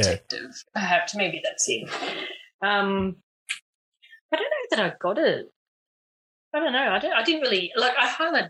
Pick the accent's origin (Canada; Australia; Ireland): Australia; As an Australian.